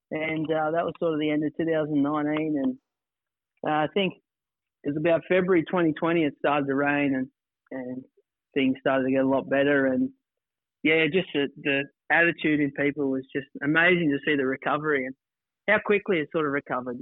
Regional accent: Mount Hope, New South Wales, Australia; now in Condobolin, Australia; I grew up on a family farm northwest of Condo, a place called Mount Hope or No Hope, as a lot of people like to call it.

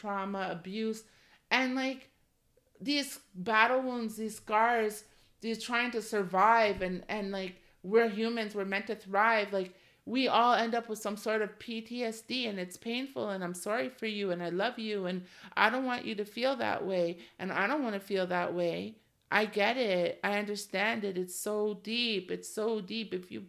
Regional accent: Ontario, Canada; I live in Canada and I came from Ontario, specifically GTA, where immigration is huge

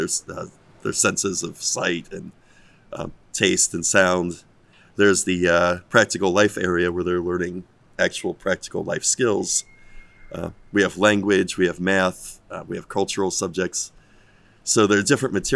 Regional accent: United States; moved away as an adult; I'm American

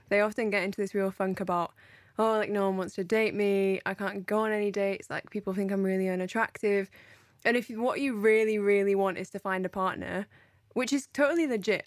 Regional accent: United Kingdom; I'm speaking from British culture here

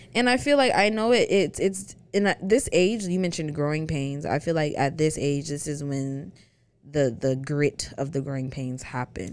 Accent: the South, United States; two black girls from the South

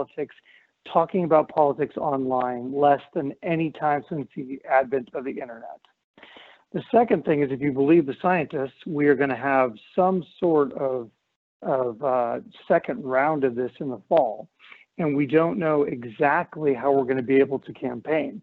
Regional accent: Montana, United States; My home state of Montana

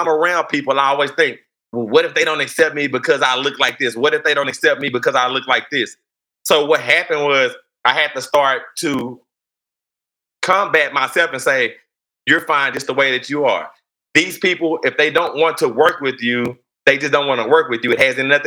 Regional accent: Fort Worth, Texas, United States; I grew up in Fort Worth

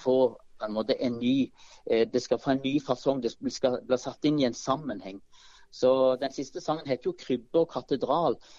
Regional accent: Vikeså, Rogaland, Norway; now in Fevik, Norway; ungdomskoret i Bjerkreim, eller på Vikeså der jeg vokste opp

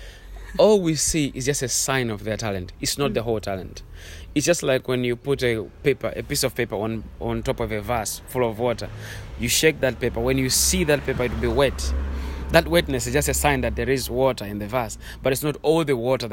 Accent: Malawi; I'm from Malawi.

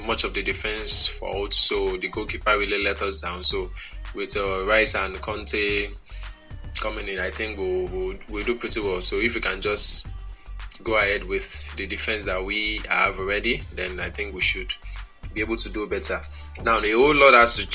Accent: Nigeria; I'm from Nigeria

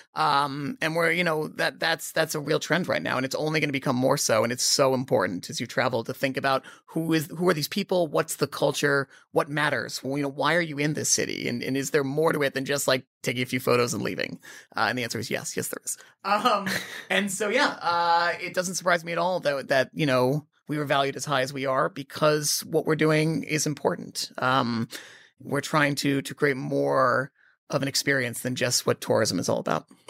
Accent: Boston, Massachusetts, United States; moved away; also born or lived in London; I grew up in Boston. That's where I'm born. Born in Boston

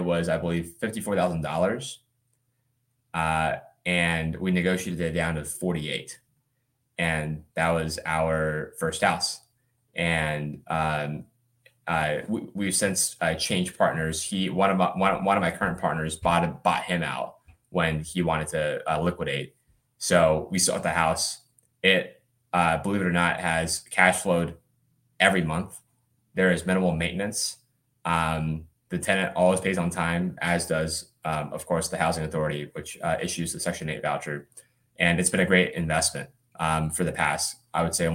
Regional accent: Birmingham, Alabama, United States; also born or lived in China / Atlanta, Georgia; I grew up mostly in Birmingham, Alabama. My family was born in China and then moved here when I was about 6 years old. We lived in Atlanta for a couple of years before moving to Birmingham.

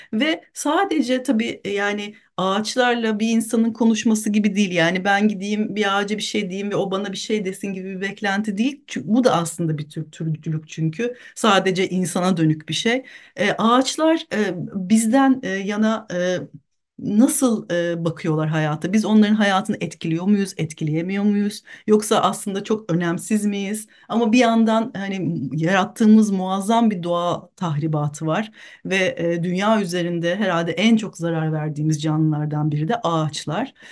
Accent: Büyükada, Istanbul, Turkey; Büyükada'da doğdum büyüdüm

